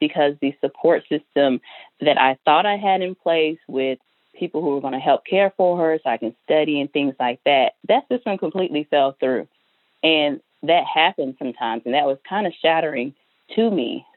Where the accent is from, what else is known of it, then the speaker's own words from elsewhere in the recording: Georgia, United States; moved away as an adult; now in Louisiana, United States; I'm from Georgia